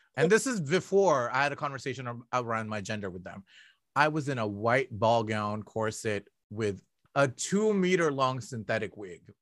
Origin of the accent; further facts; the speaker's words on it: Toronto, Ontario, Canada; I'm from Scarborough.